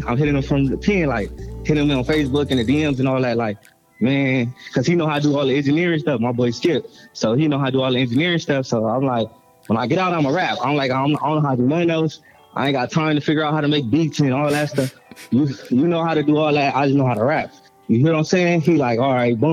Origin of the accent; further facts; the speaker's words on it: Gardena, California, United States; I'm from Gardena, California